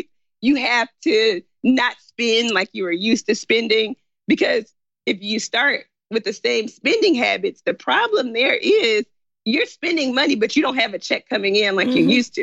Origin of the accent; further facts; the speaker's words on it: Memphis, Tennessee, United States; moved away as an adult; also born or lived in China; I'm from Memphis. My parents are in Memphis.